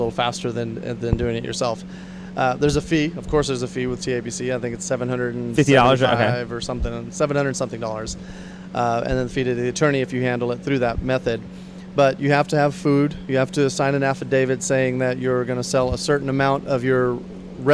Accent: Victoria, Texas, United States; also born or lived in India; I grew up in Victoria, Texas, small East Texas town

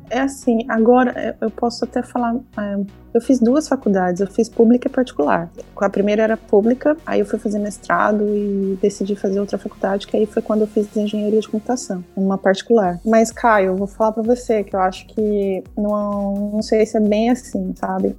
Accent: Brazil; moved away as an adult; quando eu saí do Brasil

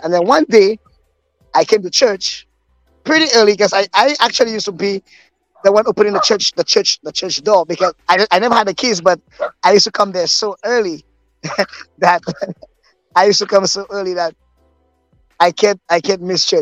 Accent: Desruisseaux, Micoud, St. Lucia; I was born and raised in church. I grew up in the Desruisseaux Evangelical Church

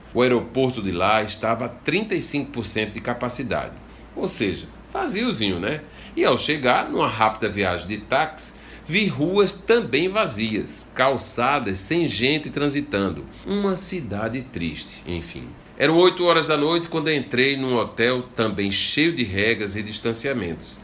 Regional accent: Brazil; como brasileiro da gema

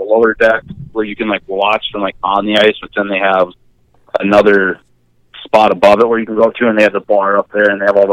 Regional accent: Minnesota, United States; born or raised there

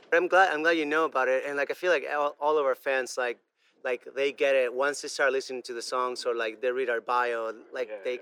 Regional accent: Venezuela; first language Spanish; English is a second language; moved away as an adult; now in Brooklyn, United States; I grew up in Venezuela. I only speak in Spanish. Like I, I didn't. When I moved to the states, I was 18 years old, and I didn't know any English at all

